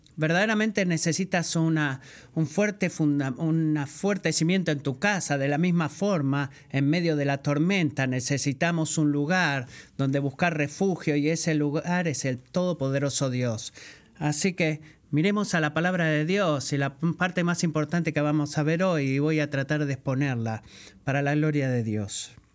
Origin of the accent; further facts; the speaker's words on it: Puerto Rico; soy de Puerto Rico